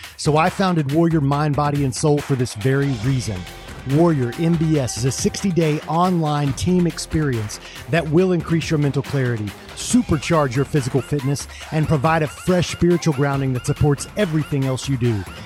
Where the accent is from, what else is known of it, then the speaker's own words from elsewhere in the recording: United States; I'm a Christian, I'm an American, I'm a man, and I'm a patriot.